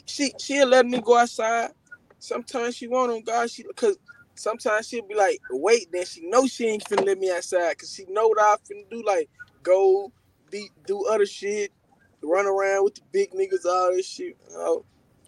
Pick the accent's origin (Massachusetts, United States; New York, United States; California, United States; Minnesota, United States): California, United States; I'm from the Myrtle 8, Raleigh.